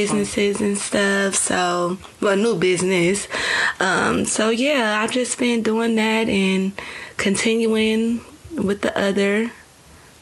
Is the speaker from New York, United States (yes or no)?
no; Milwaukee, Wisconsin, United States; we're from Milwaukee